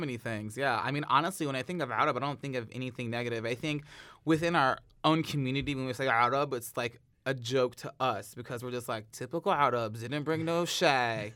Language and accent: English; St. Ann, Missouri, United States; I grew up in North County, Saint Ann